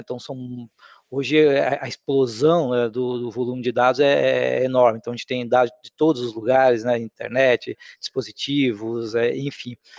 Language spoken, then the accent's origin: Portuguese; Rondônia, Brazil; also born or lived in Paraná; eu nasci no Paraná e meus pais, acompanhando aquela onda migratória, foram para Rondônia ali em 1978